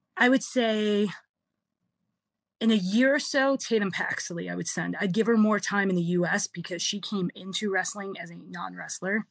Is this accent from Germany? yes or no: no; Canada; also born or lived in Philadelphia, United States; I'm Canadian till I'm not, and then you meet the Philly side of me